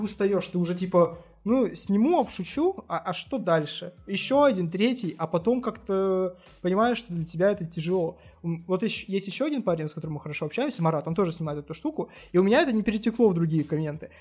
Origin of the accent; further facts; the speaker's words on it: Achinsk, Krasnoyarsk Krai, Russia; moved away; Я из Ачинска